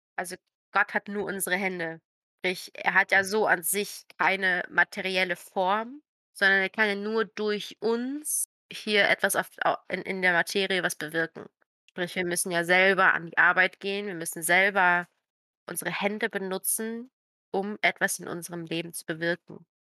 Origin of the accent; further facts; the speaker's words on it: Croatia; moved away; meiner Heimat